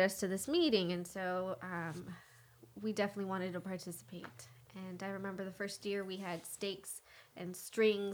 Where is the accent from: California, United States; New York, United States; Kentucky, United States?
California, United States; Salinas; I'm from Salinas